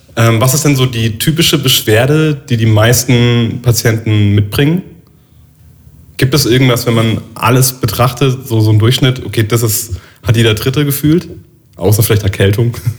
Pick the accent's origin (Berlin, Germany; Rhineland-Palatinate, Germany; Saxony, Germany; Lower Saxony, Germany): Rhineland-Palatinate, Germany; Neustadt an der Weinstraße; das ist ein Ort neben Neustadt, wo ich herkomme.